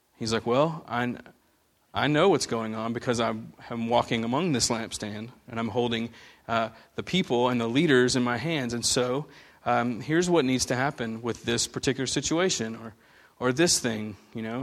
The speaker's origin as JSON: {"language": "English", "country": "United States", "said": "growing up in America"}